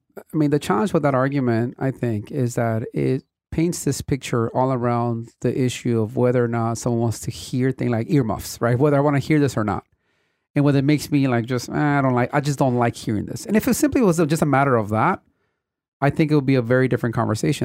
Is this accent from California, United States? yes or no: yes; Compton, California, United States; I grew up in Compton in an era where the city was going through a major transition